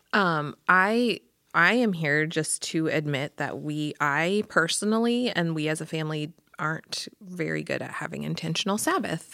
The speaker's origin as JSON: {"language": "English", "town": "Pella", "region": "Iowa", "country": "United States", "tie": "born or raised there", "said": "I grew up in Pella"}